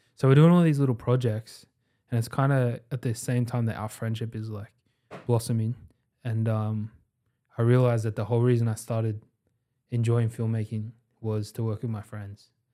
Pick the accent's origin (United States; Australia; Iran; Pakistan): Australia; Sydney, New South Wales; we are all from Western Sydney